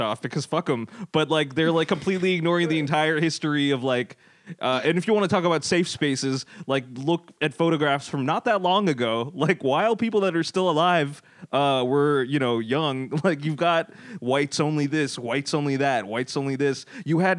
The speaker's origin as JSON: {"language": "English", "region": "Texas", "country": "United States", "tie": "born or raised there", "said": "I've been mistaken for Mexican by the janitors in my high school. In Texas"}